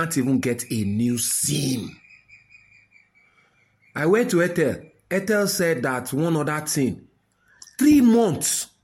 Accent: Nigeria; the identity of my humanity as a Nigerian is attached to that line

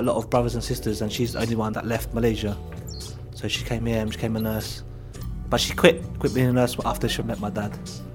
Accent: United Kingdom; even though I am British, I would stick out a bit

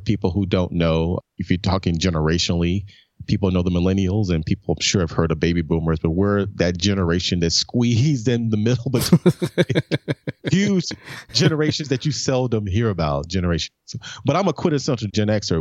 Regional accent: Memphis, Tennessee, United States; moved away as an adult; also born or lived in New York; born and raised in Memphis, man, back in nineteen seventy-one.

